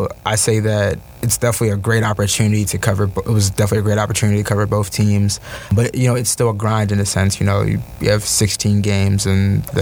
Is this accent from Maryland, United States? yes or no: yes; Towson, Maryland, United States; I grew up in Towson, from Maryland